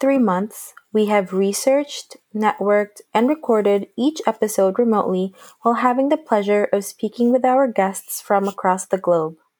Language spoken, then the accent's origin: English; Brazil; moved away; I'm from Brazil